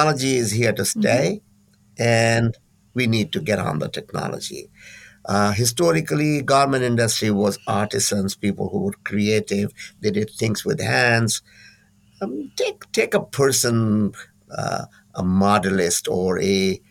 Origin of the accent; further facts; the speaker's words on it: India; now in California, United States; I'm from India